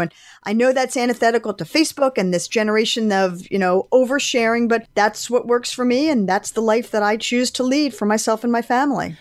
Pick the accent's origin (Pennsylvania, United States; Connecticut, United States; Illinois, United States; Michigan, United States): Pennsylvania, United States; Philadelphia; I grew up in Philadelphia, so we had season tickets to the Philadelphia Eagles